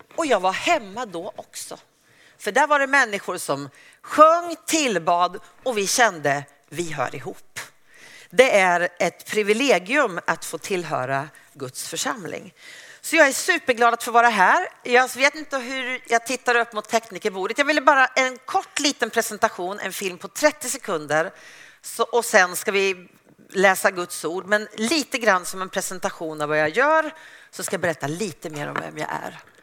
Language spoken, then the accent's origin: Swedish; Uppsala, Uppsala County, Sweden; jag är en, missionär från Uppsala